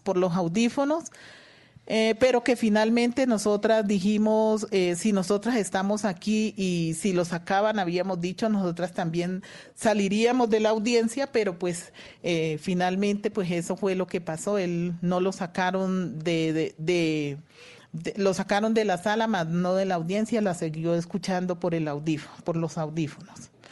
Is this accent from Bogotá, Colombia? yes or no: no; Valle del Cauca, Colombia; yo también soy vallecaucana